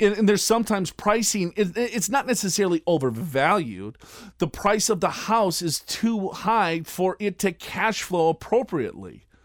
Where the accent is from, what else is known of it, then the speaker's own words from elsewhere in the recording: Minnesota, United States; now in Southern California, United States; I live in Southern California. I am from Minnesota.